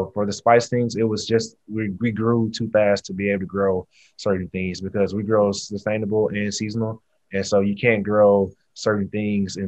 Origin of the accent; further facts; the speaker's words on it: Houston, Texas, United States; I'm from the South, I'm from Texas, Houston, grew up eating Southern soul